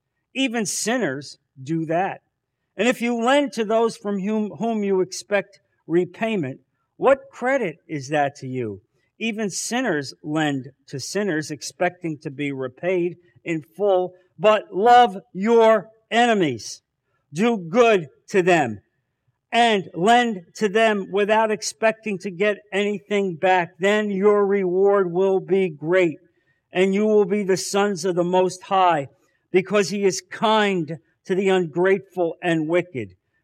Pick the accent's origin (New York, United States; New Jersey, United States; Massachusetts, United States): New Jersey, United States; I'm from New Jersey. You think this is how people in New Jersey live their lives?